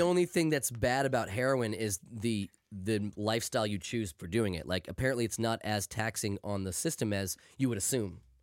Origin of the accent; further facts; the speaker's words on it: United States; I am old and from America